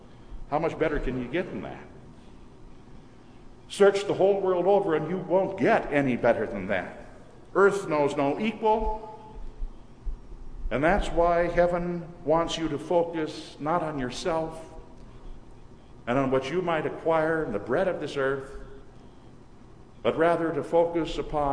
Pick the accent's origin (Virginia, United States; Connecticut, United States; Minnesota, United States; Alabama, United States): Minnesota, United States; moved away; returning to Minnesota to visit my mother. Whenever during the past few years I've returned to my hometown